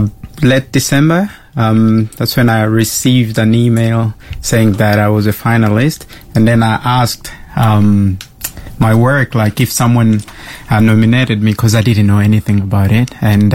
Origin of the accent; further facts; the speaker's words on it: DR Congo; English is a second language; moved away; I'm from the Democratic Republic of Congo, so that's central of Africa, where there is a lot of political issues.